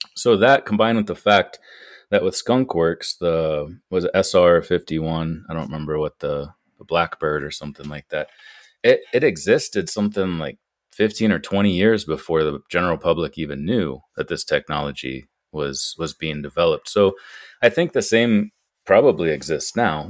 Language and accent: English; Ohio, United States; moved away as an adult; also born or lived in France; now in Butte, Montana, United States; my home state of Ohio